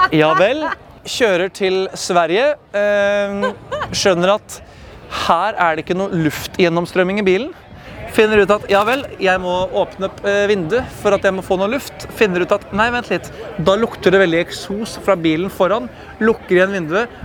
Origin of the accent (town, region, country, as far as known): Norway